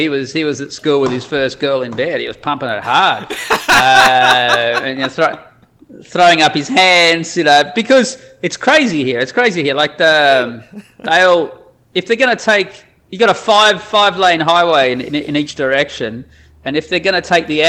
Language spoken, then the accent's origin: English; Australia; moved away as an adult; also born or lived in Netherlands / Saudi Arabia; I'm Australian